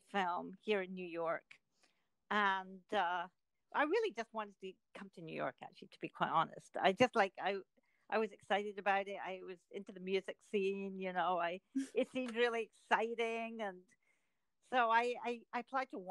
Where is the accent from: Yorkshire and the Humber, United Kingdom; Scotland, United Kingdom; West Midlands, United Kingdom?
Scotland, United Kingdom; Edinburgh; moved away; I grew up in Scotland, in Edinburgh